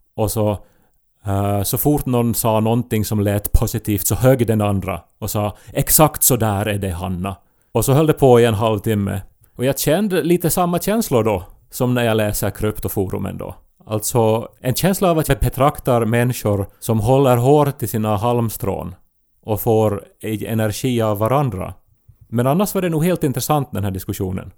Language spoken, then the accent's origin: Swedish; Esse, Ostrobothnia, Finland; moved away; min hemby Esse